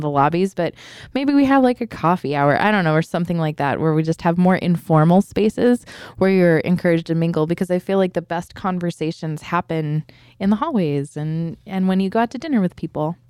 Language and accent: English; San Diego, California, United States; we're from San Diego